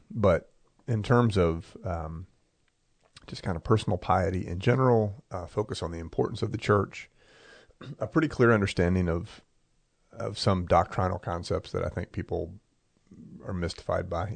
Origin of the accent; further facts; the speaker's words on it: Maryland, United States; we grew up in Maryland primarily, and we were in a small country church